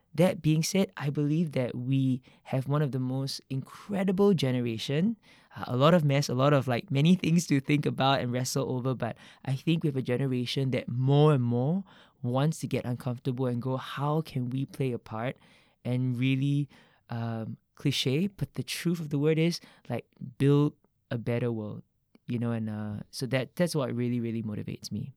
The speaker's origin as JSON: {"language": "English", "country": "Singapore", "tie": "born or raised there", "said": "growing up in Singapore"}